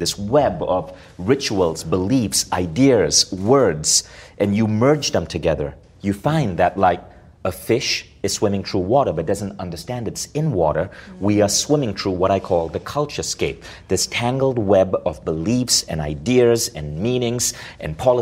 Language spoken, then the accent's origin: English; India; obviously I'm Indian, I grew up in a culture where parenting is about power over a little human being